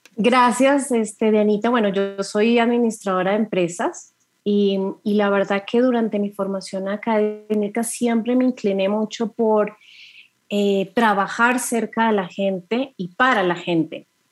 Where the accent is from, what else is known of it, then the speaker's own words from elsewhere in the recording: Colombia; soy mujer, soy colombiana